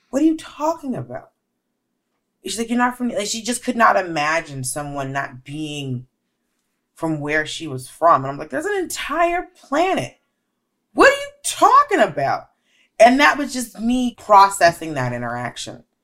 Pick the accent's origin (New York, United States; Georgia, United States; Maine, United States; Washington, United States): Georgia, United States; Bitch, I'm from Georgia.